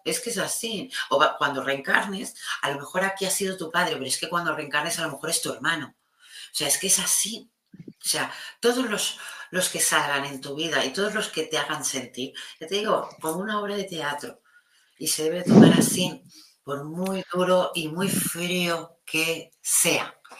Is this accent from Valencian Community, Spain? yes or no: no; Catalonia, Spain; mi país que es tan, tan empático